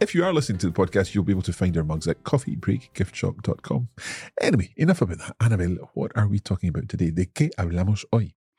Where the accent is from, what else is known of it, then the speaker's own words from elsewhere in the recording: Scotland, United Kingdom; yo soy escocés.